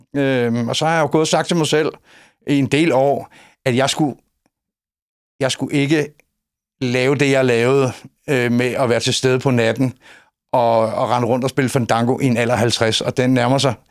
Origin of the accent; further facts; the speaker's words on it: Copenhagen, Capital Region of Denmark, Denmark; moved away as an adult; now in Højby, Denmark; Jeg er inkarneret københavner